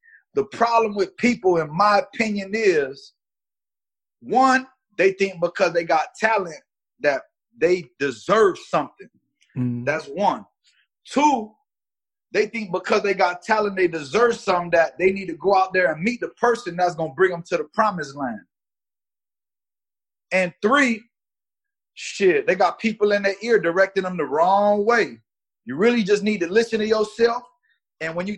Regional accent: Miami, Florida, United States; also born or lived in Gary, Indiana; now in Atlanta, United States; I was born in Gary, originally from the Midwest, but we moved to Miami when I was 2 years old. So Dade County, North Miami Beach

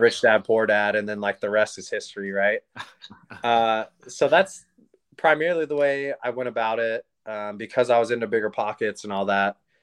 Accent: Oregon, United States; born and raised in Oregon

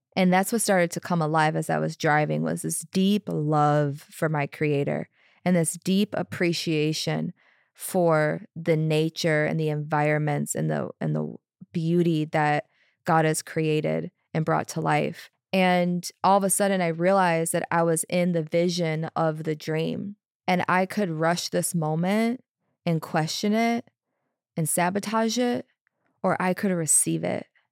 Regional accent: Chicago, Illinois, United States; moved away; I'm from Chicago, originally Chicago area. I spent most of my twenties there

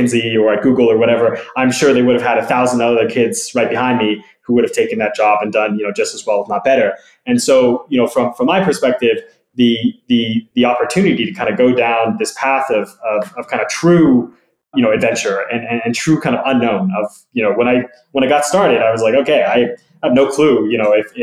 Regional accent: California, United States; moved away; to have grown up in the US. I'm from California originally.

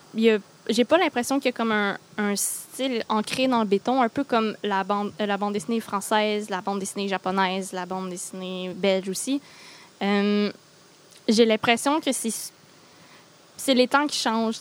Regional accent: Granby, Quebec, Canada; moved away as an adult; now in Gatineau, Canada; je viens pas de l'Outaouais, moi, je viens de Granby

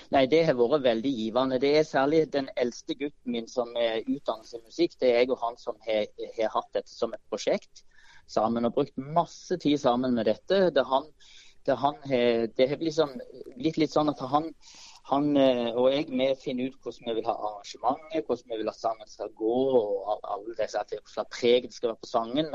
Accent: Vikeså, Rogaland, Norway; now in Fevik, Norway; ungdomskoret i Bjerkreim, eller på Vikeså der jeg vokste opp

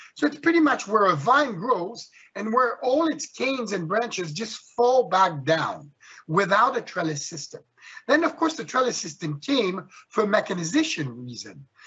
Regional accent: Switzerland; moved away; I was born and raised in Switzerland

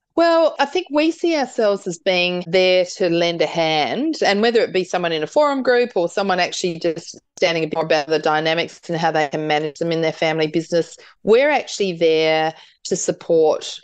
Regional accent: South Australia, Australia; I'm from South Australia

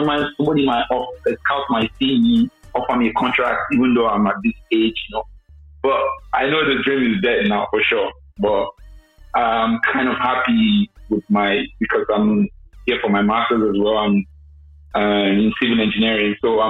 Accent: Nigeria; moved away as an adult; also born or lived in UAE; now in Austria; when I was in around 19, when I finally left Nigeria

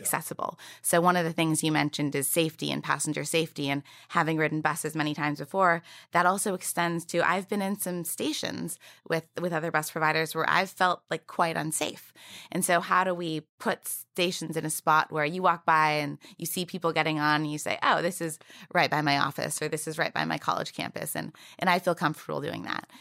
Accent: Canada; moved away as an adult; also born or lived in United States; now in New York City, United States; I'm also Canadian

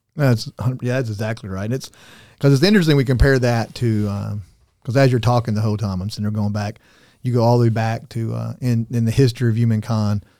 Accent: Arkansas, United States; I'm from Arkansas

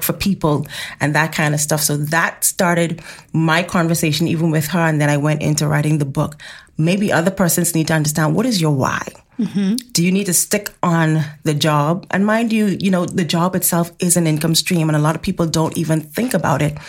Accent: Bahamas; we're from the Bahamas

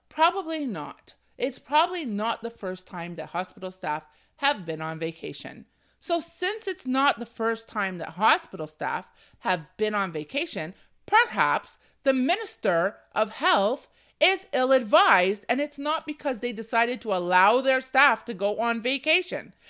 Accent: Ontario, Canada; I was born and raised in Canada, in Ontario

